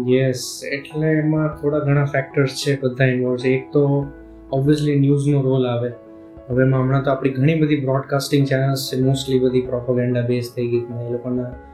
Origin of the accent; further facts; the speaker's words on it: Bhavnagar, Gujarat, India; હું ભાવનગરનો છું